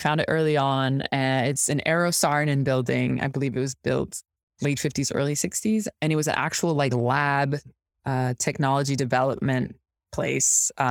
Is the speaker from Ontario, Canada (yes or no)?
no; Quebec City, Quebec, Canada; Well, I'm from Quebec City. So it's really like the most francophone part of Quebec. The reason I don't have the accent is my mom's actually an anglophone. My father's a francophone.